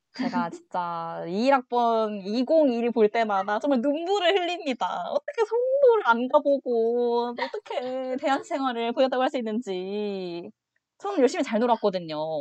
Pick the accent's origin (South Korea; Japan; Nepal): South Korea; Changwon, South Gyeongsang; moved away as an adult; now in Seoul, South Korea; 제가 아 고등학교 때까지 계속 창원에 있다가